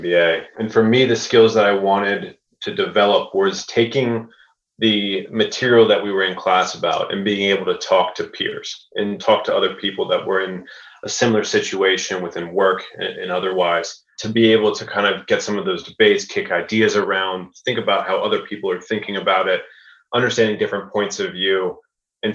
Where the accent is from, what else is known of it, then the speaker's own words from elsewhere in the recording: Raleigh, North Carolina, United States; I'm from Raleigh, North Carolina.